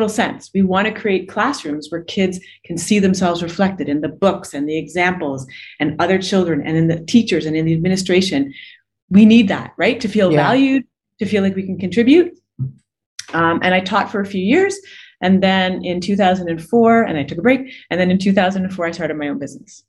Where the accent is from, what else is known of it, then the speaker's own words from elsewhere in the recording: Canada; also born or lived in Toronto / Barbados; I'm Canadian. I usually live in Toronto, but I'm in the process of relocating with my 9-year-old daughter to Barbados